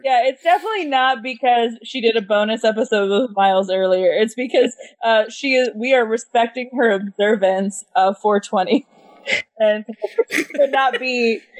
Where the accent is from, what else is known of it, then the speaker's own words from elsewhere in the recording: United States; as an American